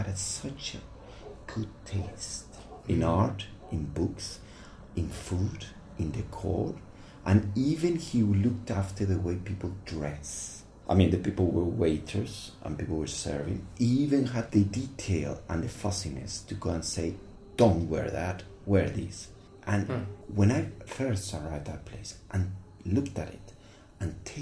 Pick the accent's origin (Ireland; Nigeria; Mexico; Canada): Mexico; moved away as an adult; also born or lived in London, United Kingdom; now in Mexico City, Mexico; I'm coming from Mexico